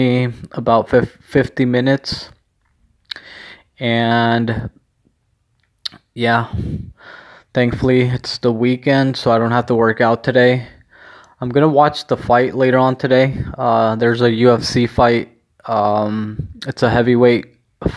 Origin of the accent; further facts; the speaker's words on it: Mexico; mine obviously has the flag of Mexico